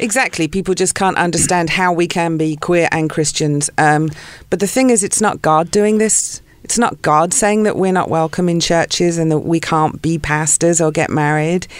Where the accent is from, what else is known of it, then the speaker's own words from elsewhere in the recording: South of England, United Kingdom; moved away as an adult; also born or lived in London / Santa Barbara / Ojai; now in Los Angeles, United States; I was born in London. Grew up in the south of England